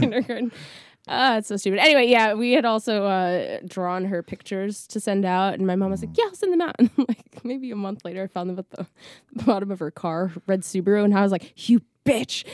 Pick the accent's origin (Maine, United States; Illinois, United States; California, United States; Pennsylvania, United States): Pennsylvania, United States; Scranton; moved away; a bulk of my childhood, childhood was in, uh, northeastern Pennsylvania in, like, the Scranton Dunmore area